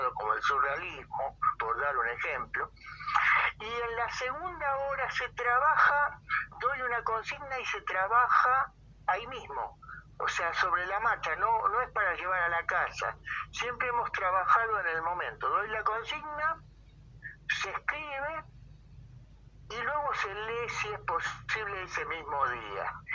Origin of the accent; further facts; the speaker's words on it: Paso del Rey, Buenos Aires Province, Argentina; also born or lived in General Roca, Río Negro; así crecí en esta zona. Eh, en realidad los pagos de Paso del Rey, que también pertenece al partido de Moreno